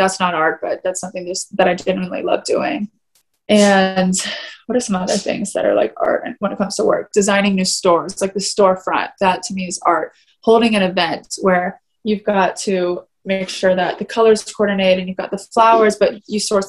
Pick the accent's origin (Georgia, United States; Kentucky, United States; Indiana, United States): Georgia, United States; Atlanta; also born or lived in South Carolina; I grew up in Atlanta, which is more fashionable.